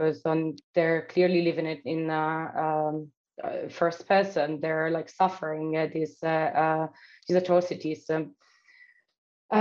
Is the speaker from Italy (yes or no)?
yes; Italy; moved away; also born or lived in Odessa, Ukraine; my hometown in Italy